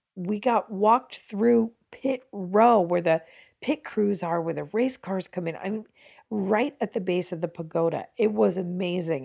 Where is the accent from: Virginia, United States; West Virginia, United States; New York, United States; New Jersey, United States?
New Jersey, United States; I'm from New Jersey